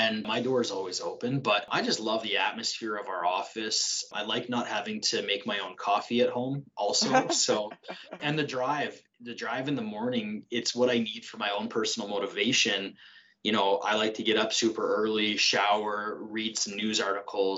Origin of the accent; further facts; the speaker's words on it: Saskatchewan, Canada; moved away as an adult; also born or lived in Lacombe, Alberta; now in Red Deer, Canada; I'm not from here. I'm from Saskatchewan.